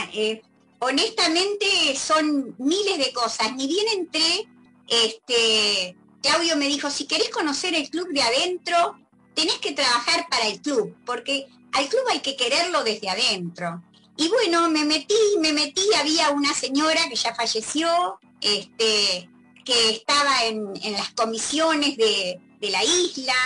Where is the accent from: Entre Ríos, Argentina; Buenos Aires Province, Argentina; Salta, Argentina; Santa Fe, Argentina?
Entre Ríos, Argentina; now in Buenos Aires, Argentina; yo no soy porteña, por eso se nota, ¿no? Soy entrerriana